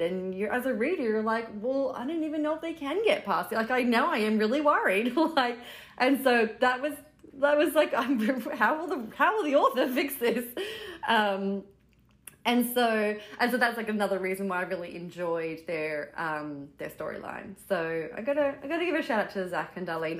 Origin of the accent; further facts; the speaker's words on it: Australia; moved away as an adult; now in New York City, United States; I am Australian, uh, living in New York City. I've been here since 2009